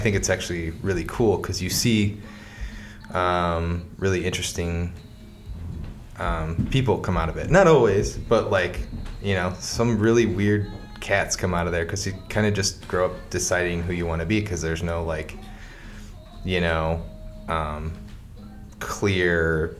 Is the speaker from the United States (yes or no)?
yes; Portage, Indiana, United States; Well, I guess technically I was born at the Valpo Hospital because there was no Portage Hospital at the time.